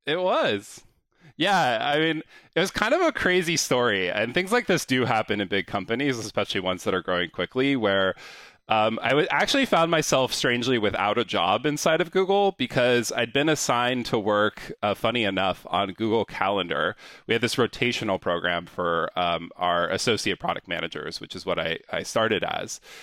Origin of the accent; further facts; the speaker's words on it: San Diego, California, United States; moved away; I grew up in San Diego, California